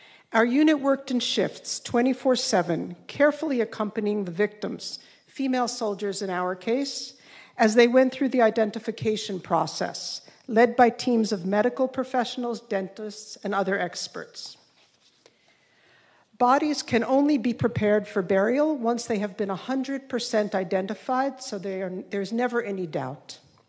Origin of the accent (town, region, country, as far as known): Jerusalem, Jerusalem District, Israel; English is a second language